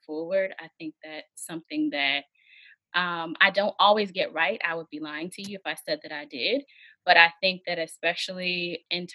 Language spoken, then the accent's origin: English; Hampton, Virginia, United States; I am from Hampton, Virginia